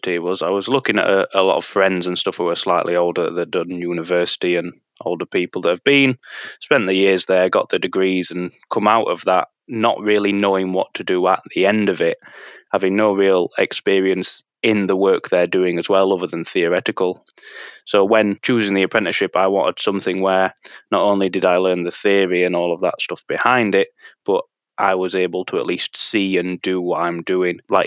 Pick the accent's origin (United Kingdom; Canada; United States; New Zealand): United Kingdom; Sheffield, Yorkshire and the Humber; being from sort of Sheffield and the local area